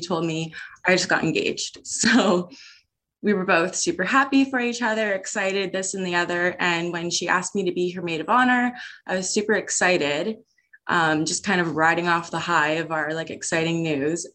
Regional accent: Hamilton, Ontario, Canada; also born or lived in Vancouver; Hamilton's my hometown, but I did live out in Vancouver for about two years

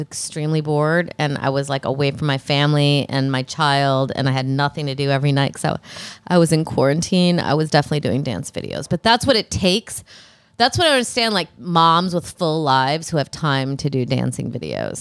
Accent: Rockford, Illinois, United States; I'm from Rockford, Illinois

